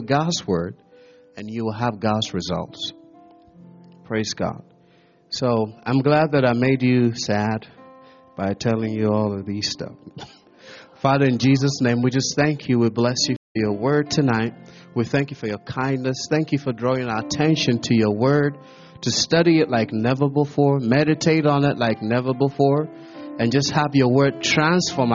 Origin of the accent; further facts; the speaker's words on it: Ghana; also born or lived in America; now in United States; I'm a Ghanaian living in America